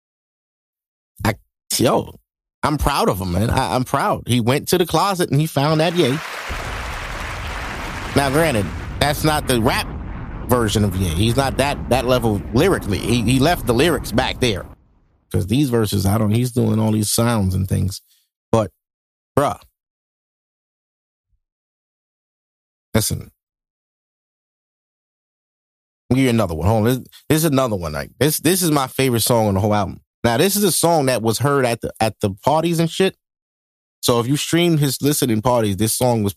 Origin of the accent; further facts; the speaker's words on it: New York City, New York, United States; I'm from Brooklyn